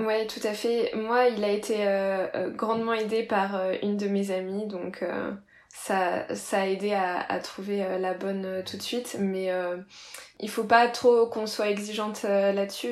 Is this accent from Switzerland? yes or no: no; Reims, Grand Est, France; now in Marseille, France; je viens de, de Reims